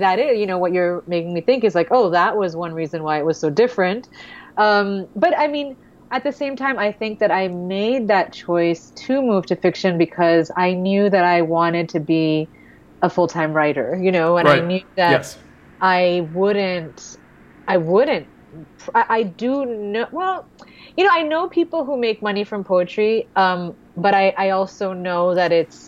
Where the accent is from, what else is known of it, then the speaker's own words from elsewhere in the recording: New York City, New York, United States; also born or lived in Brooklyn / Pakistan / Saudi Arabia; I was born in Brooklyn and raised in Queens